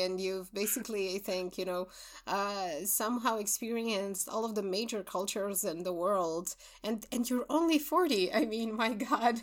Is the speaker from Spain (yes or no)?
no; Romania; we're both from Romania